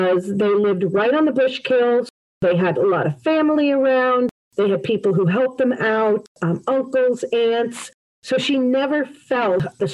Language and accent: English; West Caldwell, New Jersey, United States; also born or lived in Glen Ridge, New Jersey; now in Parsippany, United States; I'm a Jersey girl, born and raised the first 21 years of my life in West Caldwell